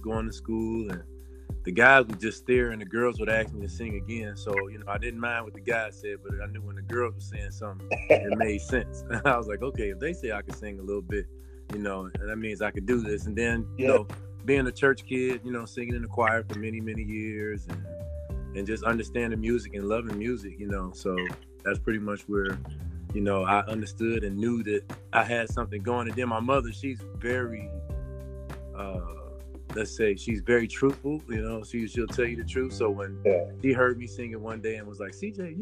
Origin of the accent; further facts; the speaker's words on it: Inkster, Michigan, United States; I was raised in Inkster, Michigan, a city right outside of Detroit.